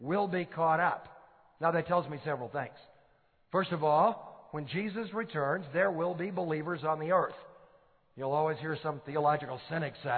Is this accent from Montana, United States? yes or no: no; Detroit, Michigan, United States; I grew up in Detroit, Michigan, in a totally non-Christian family